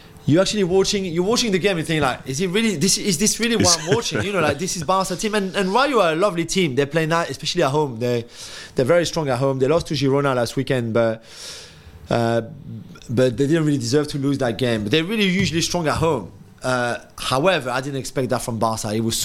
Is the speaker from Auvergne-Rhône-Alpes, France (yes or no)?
no; Paris, Île-de-France, France; now in London, United Kingdom; I said, London. I'm from Paris.